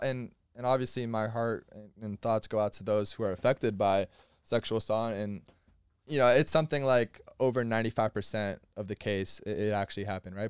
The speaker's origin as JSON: {"language": "English", "region": "Florida", "country": "United States", "said": "I'm from Florida"}